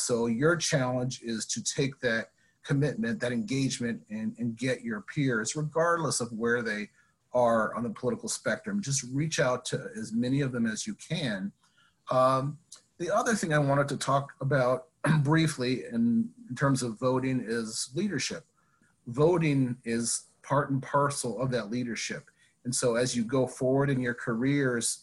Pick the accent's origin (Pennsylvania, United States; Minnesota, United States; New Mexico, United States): New Mexico, United States; Navajo Indian Reservation; moved away as an adult; also born or lived in Las Vegas, New Mexico; now in Washington, D.C., United States; I grew up in on the Navajo Indian Reservation, about 3 hours west of Albuquerque